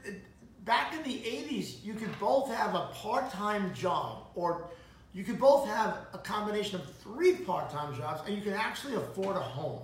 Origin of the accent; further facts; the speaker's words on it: Long Island, New York, United States; also born or lived in Brooklyn; I grew up on Long Island. I born in Brooklyn, raised on Long Island